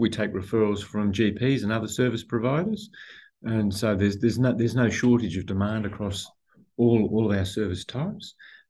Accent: Australia; born or raised there; also born or lived in Nairobi, Kenya / Sydney, Australia

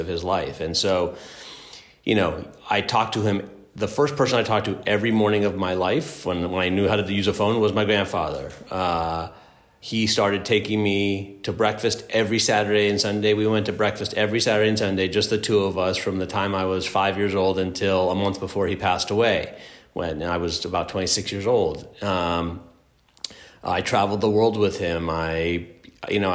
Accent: Los Angeles, California, United States; growing up in Los Angeles

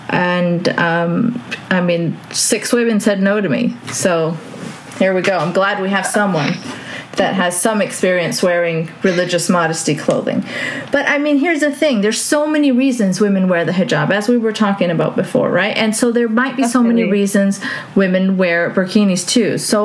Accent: Saudi Arabia; growing up in Saudi, we lived in a compound. It was a Western compound.

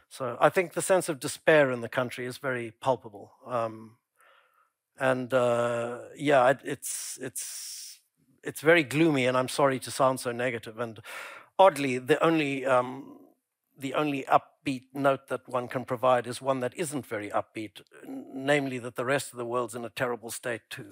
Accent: Pretoria, Gauteng, South Africa; my childhood growing up in Pretoria

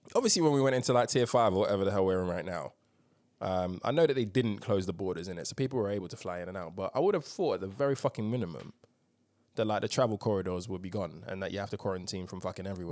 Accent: United Kingdom; as a Brit

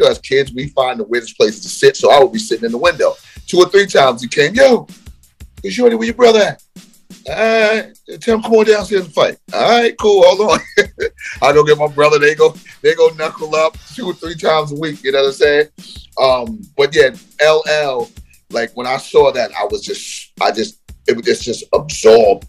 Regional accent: New York City, New York, United States; also born or lived in Queens; when I was a kid growing up in Brooklyn

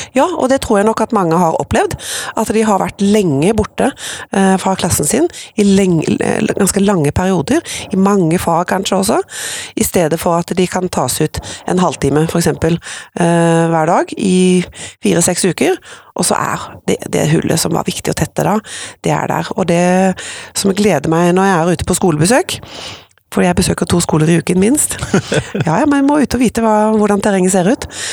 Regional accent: Skudeneshavn, Rogaland, Norway; now in Oslo, Norway; Så er jeg opprinnelig fra Vestlandet, fra Skudeneshavn, som jo er vakrest i vest

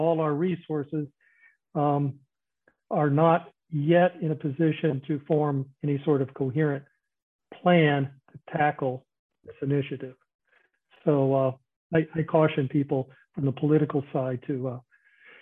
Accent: United States; speaking as an American

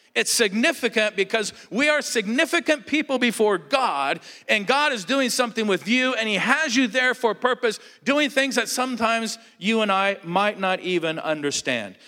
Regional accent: Southern California, United States; moved away as an adult; also born or lived in Alaska; I grew up in Southern California

